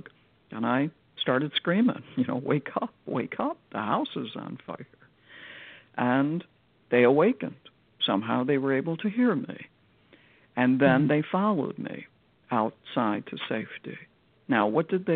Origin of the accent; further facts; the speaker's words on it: Chicago, Illinois, United States; this house in Chicago, my hometown